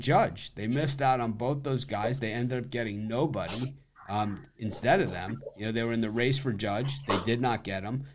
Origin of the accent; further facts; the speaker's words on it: Miami, Florida, United States; I'm from Miami, and it's always been a melting pot.